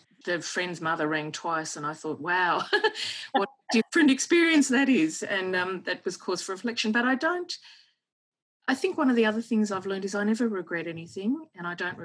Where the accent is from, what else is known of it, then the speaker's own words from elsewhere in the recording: Australia; also born or lived in Switzerland; being from Australia. And I flew home by myself and flew into Sydney and reunited with my dad. And then we flew to Melbourne where the family was.